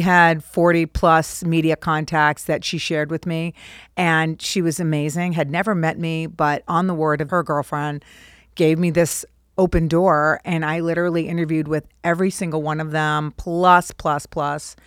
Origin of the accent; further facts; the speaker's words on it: Cape Cod, Massachusetts, United States; also born or lived in Boston; I grew up on Cape Cod